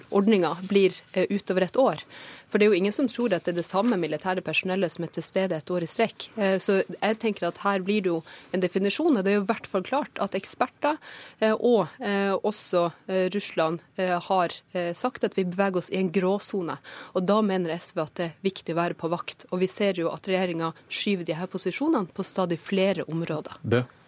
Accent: Troms og Finnmark, Norway; Øst-Finnmark i hjemtraktene mine.

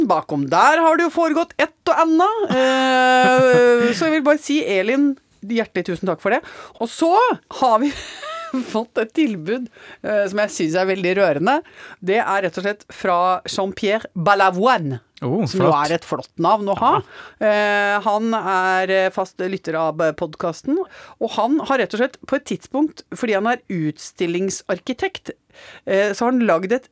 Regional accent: Innlandet, Norway; Og umiddelbart så kjente jeg igjen Kallerud prestegarden, der jeg vokste opp.

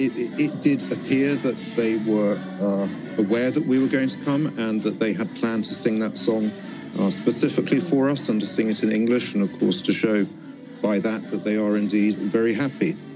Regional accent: Northwest China, China; Norwegian is a second language; now in Stavanger, Norway; jeg kommer fra Nordvest i Kina.

